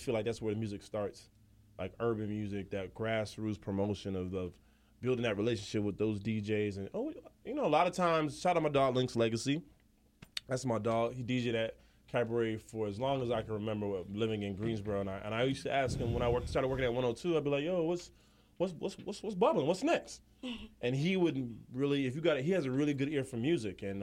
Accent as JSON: {"language": "English", "country": "Jamaica", "said": "Being Jamaican"}